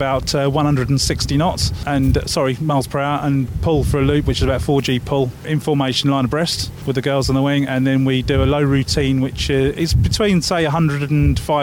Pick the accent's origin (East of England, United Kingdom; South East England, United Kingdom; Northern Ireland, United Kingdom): East of England, United Kingdom; near Duxford Airfield; I grew up near Duxford Airfield, which is the Imperial War Museum in the UK.